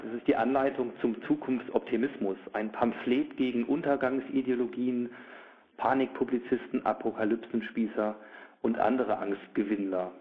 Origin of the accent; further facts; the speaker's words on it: Germany; nun bin ich auch Deutscher